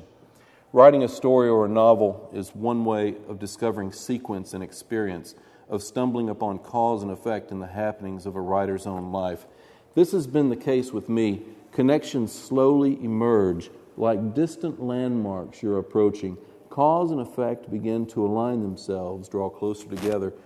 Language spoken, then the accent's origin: English; the South, United States; growing up in the South